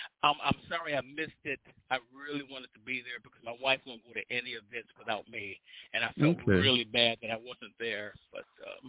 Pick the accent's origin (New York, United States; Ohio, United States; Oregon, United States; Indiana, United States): New York, United States; Buffalo; growing up in Buffalo, New York